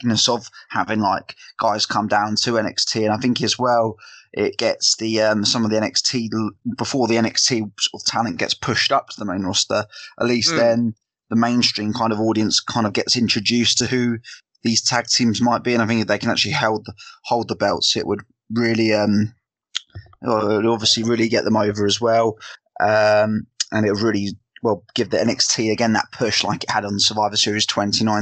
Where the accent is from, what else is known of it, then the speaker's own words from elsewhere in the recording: South of England, United Kingdom; accent: Southern English; me being my English, the Southern English snob